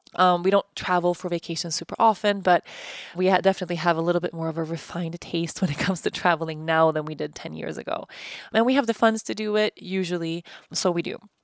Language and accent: English; Stockholm, Stockholm County, Sweden; moved away as an adult; also born or lived in Uppsala / Costa Rica; I moved from Uppsala to Stockholm